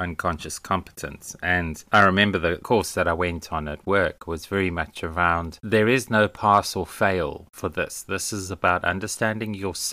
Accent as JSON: {"language": "English", "country": "South Africa", "tie": "born or raised there", "moved": "yes", "said": "being South African"}